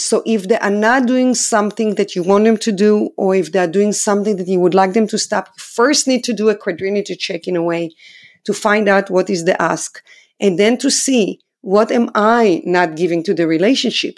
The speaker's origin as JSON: {"language": "English", "country": "Israel", "second_language": "English", "moved": "as an adult", "said": "I'm from Israel, obviously. I'm a foreigner here."}